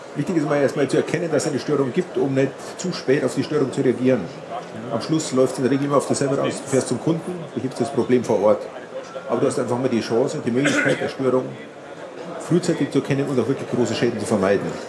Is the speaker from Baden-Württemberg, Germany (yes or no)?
no; Munich, Bavaria, Germany; ich komme aus München